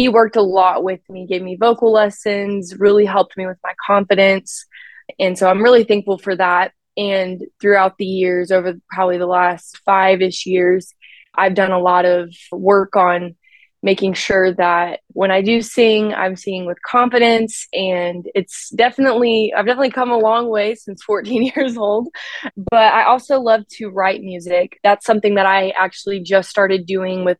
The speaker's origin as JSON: {"language": "English", "region": "Maryland", "country": "United States", "moved": "as an adult", "lives_now": "Knoxville, United States", "said": "I am from Maryland"}